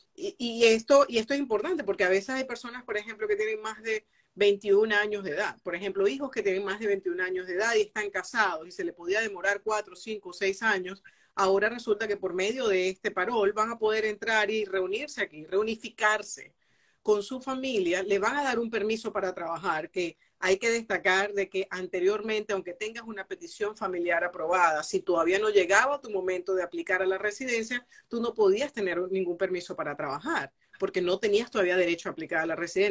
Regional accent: Maturín, Monagas, Venezuela; soy de Venezuela y de Maturín, además orgullosa de ser muy oriental

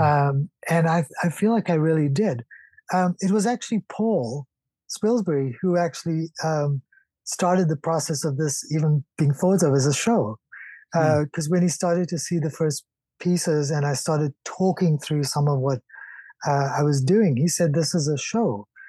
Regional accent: South Africa; growing up in South Africa

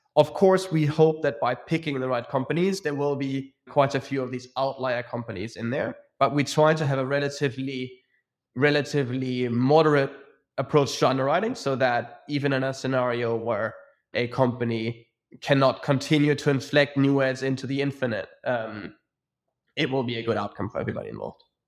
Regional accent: Munich, Bavaria, Germany; moved away as an adult; also born or lived in Zurich / London; I'm born and bred in Munich, Germany.

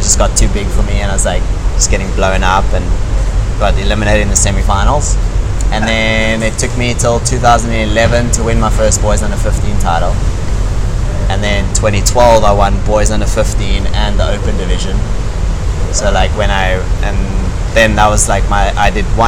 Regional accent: Hermanus, Western Cape, South Africa; I was born in Cape Town, and then at the age of 7, we moved to Onrus

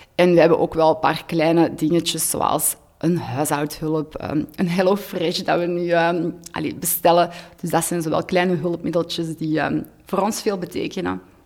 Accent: Hoogstraten, Flanders, Belgium; moved away as an adult; also born or lived in Antwerp; Ik ben van Hoogstraat afkomstig, maar wij woonden tien jaar in Antwerpen

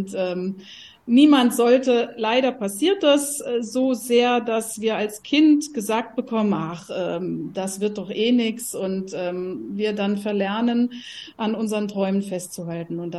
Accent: Rhineland-Palatinate, Germany; now in Halle an der Saale, Germany; Ich bin ursprünglich aufgewachsen in der Pfalz, habe auch in Mainz damals studiert.

